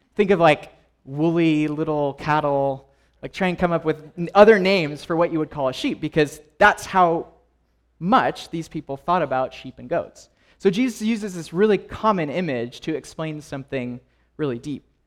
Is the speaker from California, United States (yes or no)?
yes; Los Angeles, California, United States; I grew up in Los Angeles